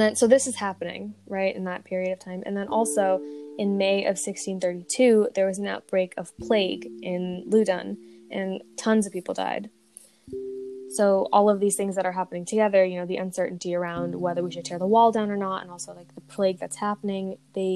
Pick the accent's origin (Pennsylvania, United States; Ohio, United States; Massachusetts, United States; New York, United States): Massachusetts, United States; near Salem; growing up near Salem